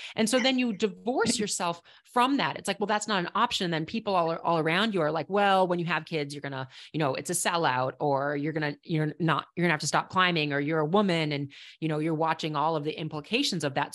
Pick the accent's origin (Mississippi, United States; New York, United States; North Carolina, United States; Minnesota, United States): Minnesota, United States; Minneapolis; moved away as an adult; also born or lived in Estes Park, Colorado / Boulder, Colorado; now in New Hampshire, United States; I grew up in Minneapolis. When I say Minnesota, I think people can probably hear it